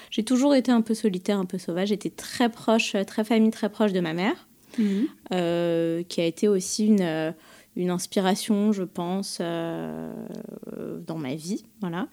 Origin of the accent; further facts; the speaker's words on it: Paris, Île-de-France, France; je suis une Parisienne euh, pure et dure. Je suis née à mhm. Paris, j'ai fait mes études à Paris, j'ai grandi à Paris